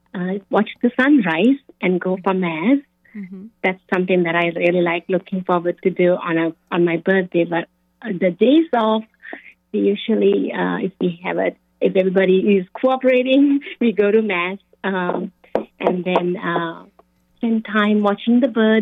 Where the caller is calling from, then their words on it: Shelton, Connecticut, United States; also born or lived in Houston, Texas; We are from Connecticut, Shelton, Connecticut. We just moved from Houston, Texas last year, just so completing a year this summer.